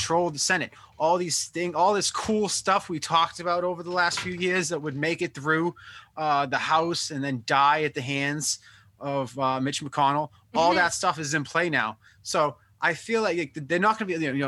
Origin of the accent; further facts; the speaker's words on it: Oakland, California, United States; I'm from Oakland